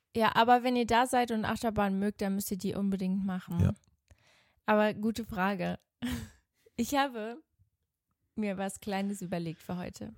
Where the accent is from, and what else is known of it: Switzerland; born or raised there; accent: Swiss German; moved away as an adult; now in Germany